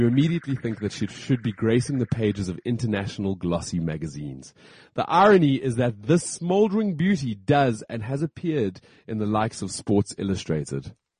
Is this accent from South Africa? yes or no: yes; South Africa; We get to have a little bit of downtime and celebrate being South African, and that is what the show is about today.